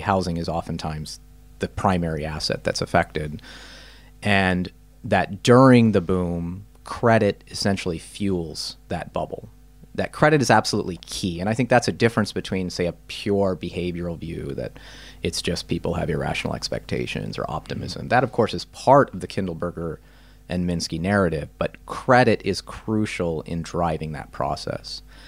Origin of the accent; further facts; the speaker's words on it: Topeka, Kansas, United States; I grew up in Topeka, Kansas